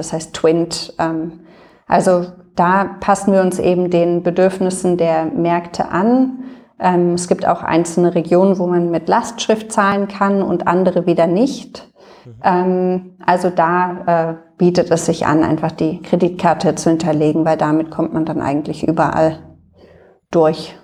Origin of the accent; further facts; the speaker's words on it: Berlin, Germany; also born or lived in London; bin Berlinerin und äh, wohne auch in Berlin